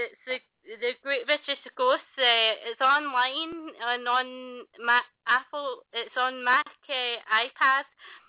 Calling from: London, United Kingdom; I'm in London in the UK.

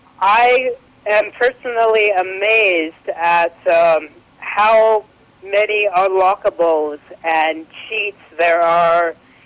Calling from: British Columbia, Canada; I'm calling from British Columbia, Canada.

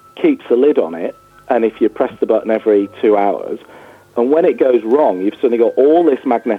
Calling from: Buxton, East Midlands, United Kingdom; I'm calling from Buxton.

